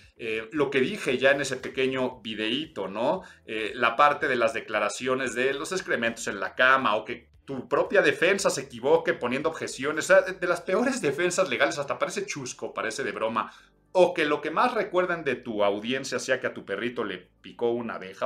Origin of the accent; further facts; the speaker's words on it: Mexico City, Mexico; soy chilango